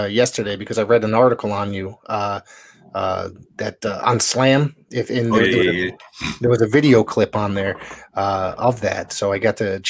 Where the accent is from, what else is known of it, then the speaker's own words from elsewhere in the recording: Woodbridge, Connecticut, United States; also born or lived in New Haven, Connecticut; I said I grew up in New Haven, but I lived in the suburb of it, which was called Woodbridge, Connecticut.